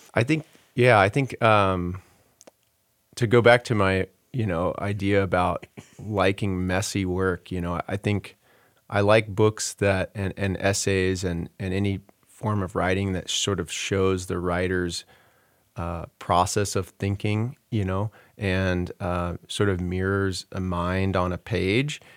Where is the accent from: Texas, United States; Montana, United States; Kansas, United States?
Texas, United States; Houston; moved away as an adult; I sort of despised growing up in Texas and, and left pretty quickly